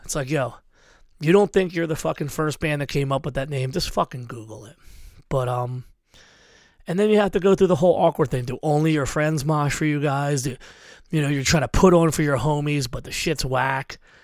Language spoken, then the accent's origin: English; Philadelphia, Pennsylvania, United States; I'm from Philly